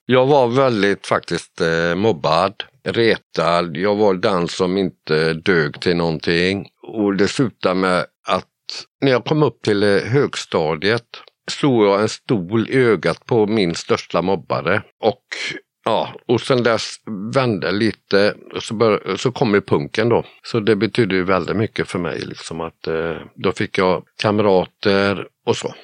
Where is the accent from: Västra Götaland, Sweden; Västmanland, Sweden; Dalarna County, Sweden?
Västra Götaland, Sweden; Borås; also born or lived in Viskafors; now in north of Gothenburg, Sweden; jag är född och uppvuxen i Borås.